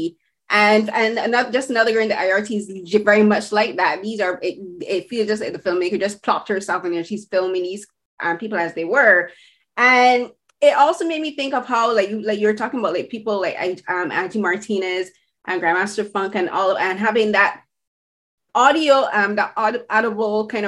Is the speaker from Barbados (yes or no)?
yes; Barbados; I'm from the Caribbean, as you, like, we both have shared that similarity, but I'm from Barbados